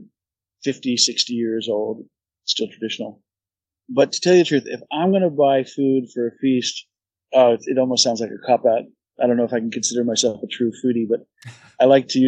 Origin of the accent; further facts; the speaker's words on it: New England, United States; moved away as an adult; now in Hakata, Japan; that's what I grew up